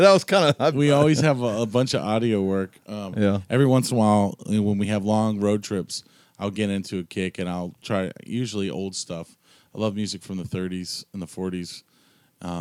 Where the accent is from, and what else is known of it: South Carolina, United States; born or raised there; now in Georgia, United States